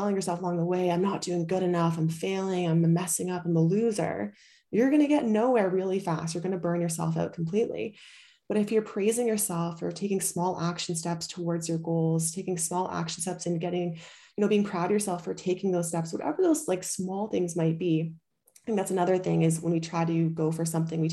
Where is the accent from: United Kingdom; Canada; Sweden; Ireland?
Canada; also born or lived in Bali; now in Europe; I'm from Canada